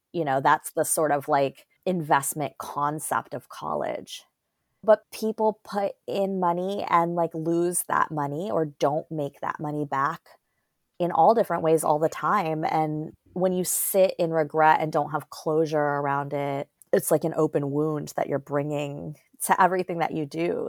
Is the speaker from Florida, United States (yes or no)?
yes; Fort Lauderdale, Florida, United States; moved away as an adult; also born or lived in Atlanta / Oakland; I grew up in Fort Lauderdale, Florida